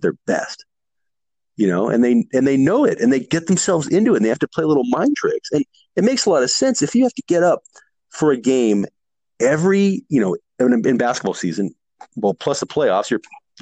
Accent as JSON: {"language": "English", "town": "Burlingame", "region": "California", "country": "United States", "tie": "born or raised there", "also_born_or_lived": "San Francisco, California", "moved": "as an adult", "lives_now": "Merced, United States", "said": "I grew up in the Bay Area, born in San Francisco, but grew up down the peninsula"}